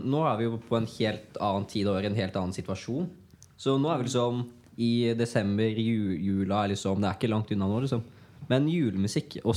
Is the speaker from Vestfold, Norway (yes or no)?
yes; Stokke, Vestfold, Norway; Jeg er fra Stokke.